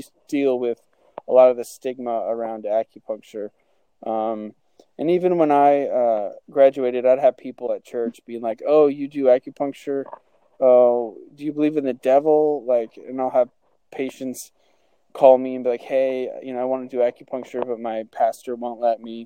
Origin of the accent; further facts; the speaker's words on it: Albany, Oregon, United States; I grew up in Albany, Oregon